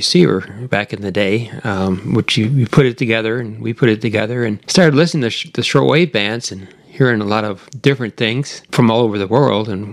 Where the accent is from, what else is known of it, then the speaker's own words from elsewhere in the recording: Michigan, United States; moved away as an adult; now in Central Texas, United States; back in Michigan, where I was born and raised